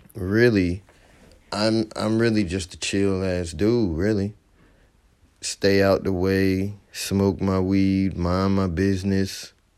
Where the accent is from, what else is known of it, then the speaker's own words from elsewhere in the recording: Fayetteville, North Carolina, United States; also born or lived in New Jersey; I was born in New Jersey, moved from there to Fayetteville, North Carolina, when I was about four years old, twenty-seven now.